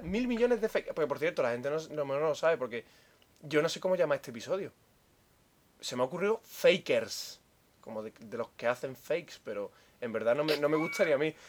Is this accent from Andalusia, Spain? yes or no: yes; Andalusia, Spain